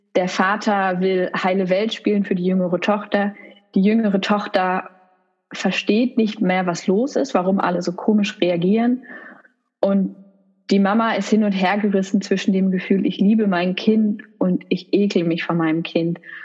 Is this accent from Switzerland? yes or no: no; Essen, North Rhine-Westphalia, Germany; in Essen, im Ruhrgebiet, wo ich herkomme